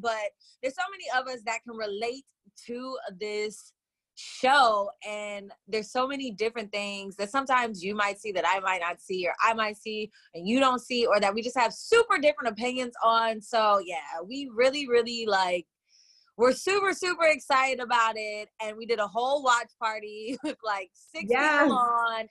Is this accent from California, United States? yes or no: yes; Oakland, California, United States; I am calling in from Oakland, California, born and raised deep East Oakland